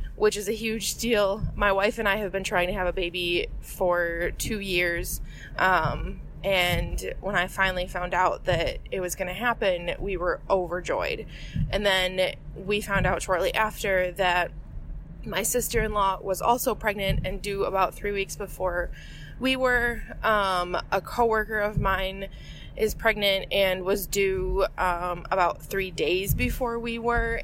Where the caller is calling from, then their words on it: Waukesha, Wisconsin, United States; I'm calling from Waukesha, Wisconsin